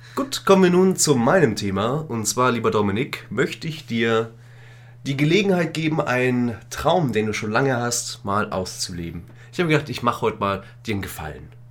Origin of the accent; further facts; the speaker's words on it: Königsbrunn, Bavaria, Germany; meine Heimatstadt hat? Eine Therme. Eine große Therme mit vier Rutschen und Salzbecken und Wellenbad und alles Mögliche